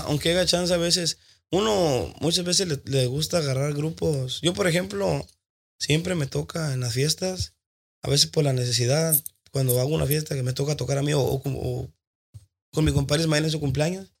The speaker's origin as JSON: {"language": "Spanish", "town": "Tijuana", "region": "Baja California", "country": "Mexico", "said": "Yo soy de Tijuana"}